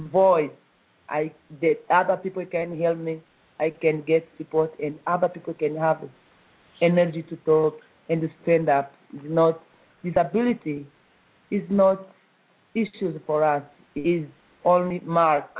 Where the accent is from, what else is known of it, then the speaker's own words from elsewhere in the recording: East Congo, DR Congo; I was born in East Congo, and I grew up like other children